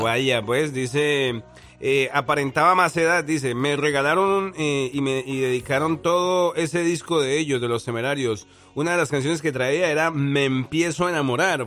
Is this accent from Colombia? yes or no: yes; Colombia; moved away